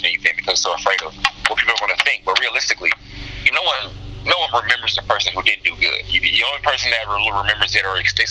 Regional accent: Omaha, Nebraska, United States; I grew up in North Omaha, mm-hmm. Which is actually a highly black populated area of Omaha, Nebraska.

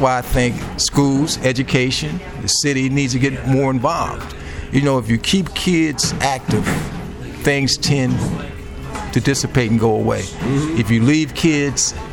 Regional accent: Chicago, Illinois, United States; I was raised in public housing. I grew up in Archer Courts

